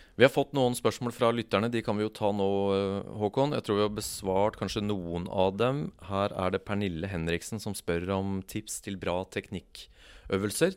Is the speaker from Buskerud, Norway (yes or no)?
yes; Kongsberg, Buskerud, Norway; jeg vokste opp på Kongsberg